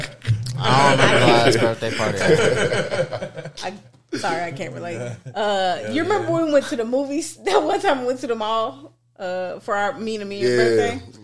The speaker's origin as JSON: {"language": "English", "town": "Nashville", "region": "Tennessee", "country": "United States", "said": "Nigga, I'm from Nashville."}